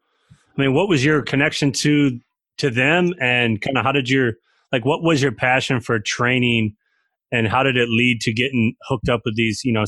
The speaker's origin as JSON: {"language": "English", "region": "small town in northern Michigan", "country": "United States", "also_born_or_lived": "Flint, Michigan", "said": "I like to say I'm born in Flint, but I'm really from like a small town in northern Michigan, but I was born in Flint."}